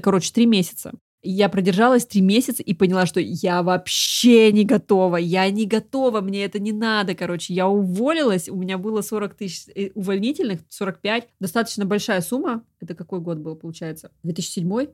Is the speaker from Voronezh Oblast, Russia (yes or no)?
no; Krasnodar, Krasnodar Krai, Russia; в моем городе, я а из Краснодара